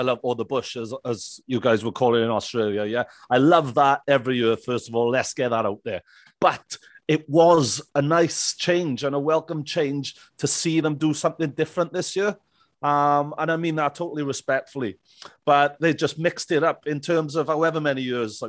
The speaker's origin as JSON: {"language": "English", "town": "Merthyr Tydfil", "region": "Wales", "country": "United Kingdom", "tie": "born or raised there", "said": "I was born and bred here in, not so sunny Merthyr Tydfil today. But yeah, this is my hometown."}